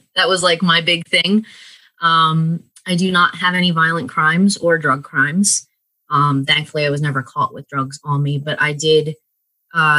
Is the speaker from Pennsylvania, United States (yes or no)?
yes; Bucks County, Pennsylvania, United States; now in York, United States; I am from Bucks County. So that's where I was born and raised. Don't live there now. I live in York, Pennsylvania, but that's where I was raised